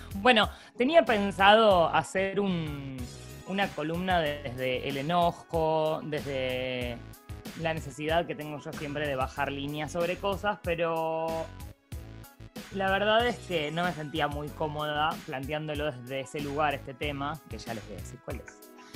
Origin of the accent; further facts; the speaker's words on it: Buenos Aires, Argentina; soy porteña